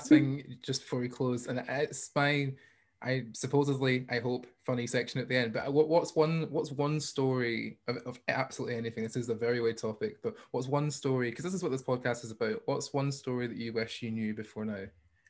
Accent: Hamilton, Scotland, United Kingdom; accent: Scottish; also born or lived in Bellshill / China; if they want to know where I was born, I'd be like, Bill's Hill. And if they say, where did you grow up? I'd say, Hamilton.

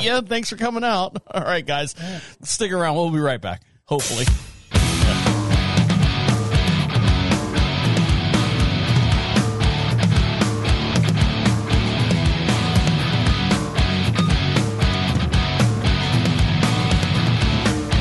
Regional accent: Orlando, Florida, United States; I was born and raised in Orlando, Florida

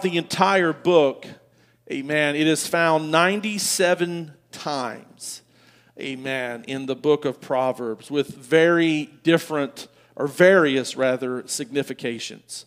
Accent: United States; I'm an American

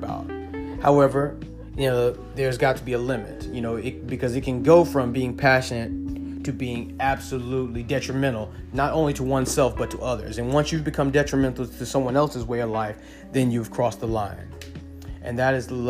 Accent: Inglewood, California, United States; also born or lived in Baruta, Caracas, Venezuela; I grew up in Inglewood, California.

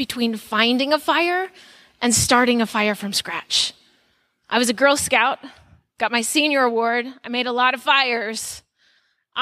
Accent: Texas, United States; moved away as an adult; now in Arizona, United States; I'm a Texan transplant

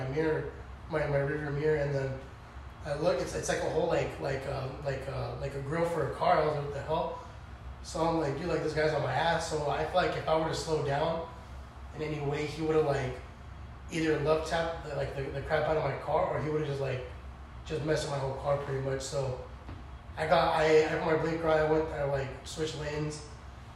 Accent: Escondido, California, United States; also born or lived in Valley Center, California / San Marcos, California; I was born and raised in Escondido

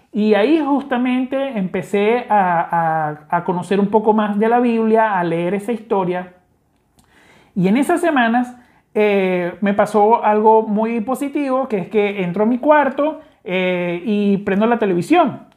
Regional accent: Venezuela; accent: Venezuelan; como te puedes dar cuenta por mi acento, soy venezolano

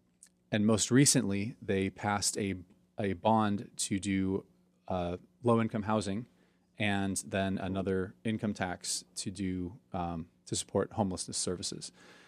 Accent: Bend, Oregon, United States; also born or lived in Portland; Yeah, so I'm a native Oregonian. I was born in Portland, here not too far from where we are currently sitting, actually, and grew up in Bend.

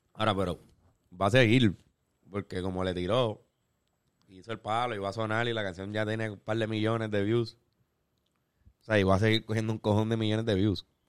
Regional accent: Puerto Rico; Nosotros como puertorriqueños

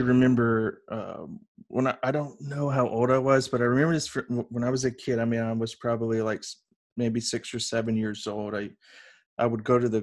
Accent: the South, United States; also born or lived in Columbia, South Carolina; I grew up in the South

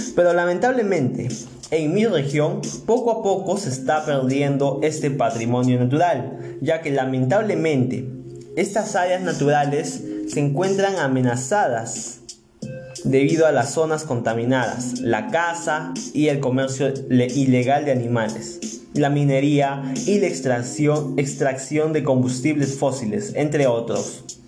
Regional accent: Peru; nos representa como peruanos y peruanas

